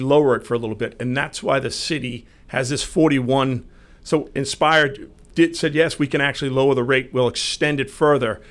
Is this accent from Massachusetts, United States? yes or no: yes; Marlborough, Massachusetts, United States; I grew up in Marlboro